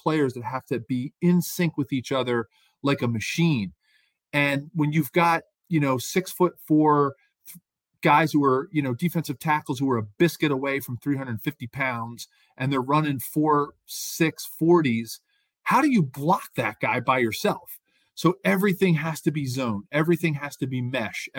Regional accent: Philadelphia, Pennsylvania, United States; growing up in Philadelphia

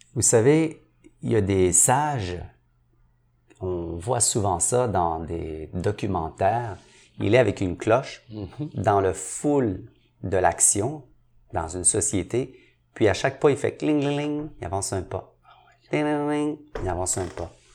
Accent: Montreal, Quebec, Canada; je viens de Saint-Henri, mais je viens d'une famille très, très pauvre

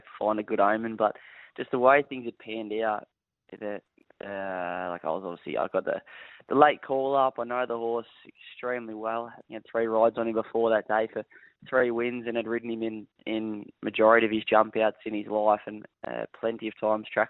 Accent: Pearcedale, Victoria, Australia; moved away as an adult; also born or lived in Noble Park / Cranbourne / Devon Meadows; now in Queensland, Australia; grew up in Piercedale, and my parents still live there now.

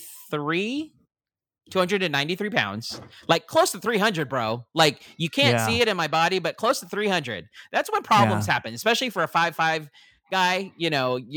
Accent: Philippines; being a Filipino

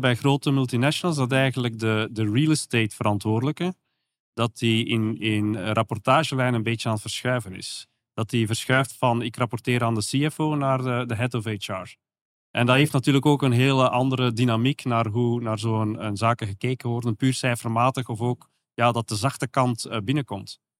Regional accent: Belgium; accent: soft G; zoals je kan horen aan mijn zachte G

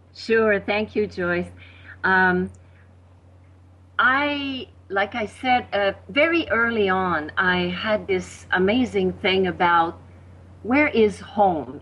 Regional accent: Quebec City, Quebec, Canada; first language French; English is a second language; moved away as an adult; also born or lived in Victoria, British Columbia / Costa Rica; I learned English like uh, around my 20s because in Quebec, from where I was, you know, in Quebec City, I mean, very, very few people spoke English.

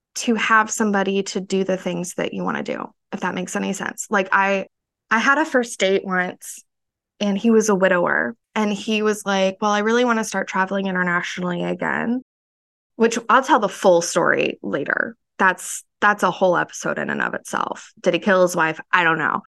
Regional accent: central Florida, United States; moved away; growing up in central Florida, Redneck Ville, teen pregnancy capital

